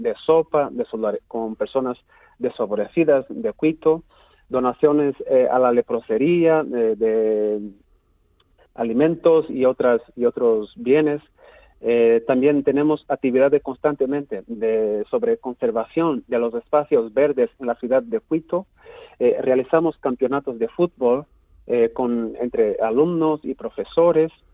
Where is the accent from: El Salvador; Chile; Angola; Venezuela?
Angola; Angola es un país muy grande